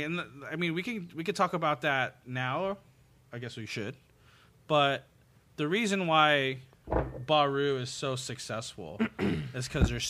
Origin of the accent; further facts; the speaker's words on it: Pico Rivera, California, United States; I grew up in the city of Pico Rivera, predominantly Latino